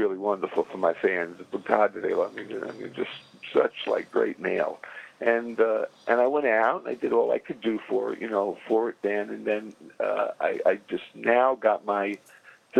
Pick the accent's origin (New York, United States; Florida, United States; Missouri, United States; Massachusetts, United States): New York, United States; New York City; moved away; also born or lived in New Jersey; I came from Brooklyn